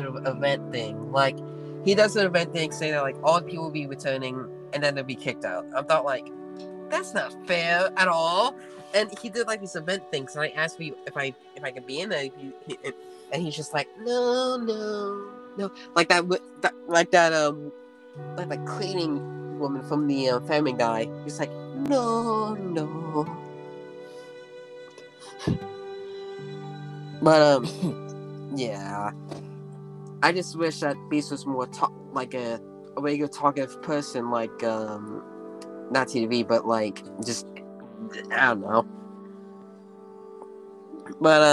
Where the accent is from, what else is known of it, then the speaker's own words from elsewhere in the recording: Indiana, United States; I'm from Indiana.